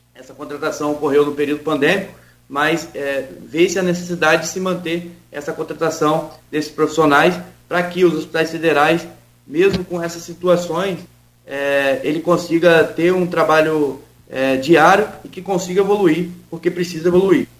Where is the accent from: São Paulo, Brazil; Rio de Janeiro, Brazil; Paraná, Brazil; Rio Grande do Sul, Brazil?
Rio de Janeiro, Brazil; Campos dos Goytacazes; moved away as an adult; now in Rio de Janeiro, Brazil; sou de Saturnino Braga, eu vivi lá, só saí de lá para ir embora agora